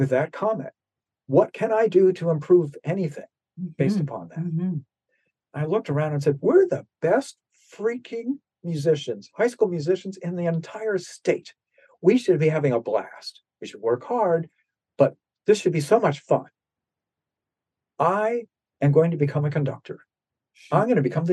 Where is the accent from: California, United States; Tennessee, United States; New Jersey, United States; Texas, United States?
New Jersey, United States; I grew up in New Jersey, played French horn